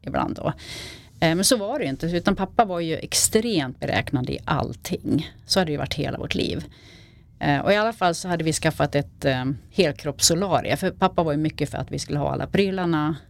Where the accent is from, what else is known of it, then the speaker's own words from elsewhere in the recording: Falun, Dalarna County, Sweden; jag är uppvuxen i, eh, i Falun, utanför Falun i en liten